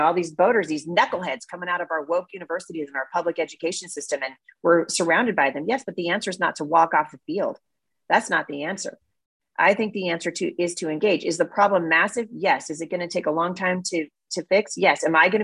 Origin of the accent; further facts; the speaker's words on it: Portland, Oregon, United States; now in Battle Ground, Washington, United States; I grew up in Oregon